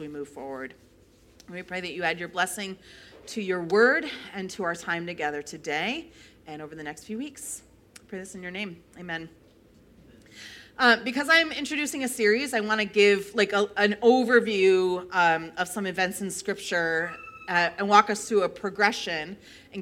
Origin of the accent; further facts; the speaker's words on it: New York, United States; moved away as an adult; now in Midwest, United States; I grew up 6 hours away from New York City